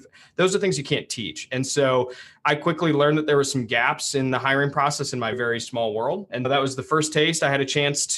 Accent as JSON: {"language": "English", "town": "Ann Arbor", "region": "Michigan", "country": "United States", "tie": "born or raised there", "lives_now": "Grand Rapids, United States", "said": "I grew up in Ann Arbor."}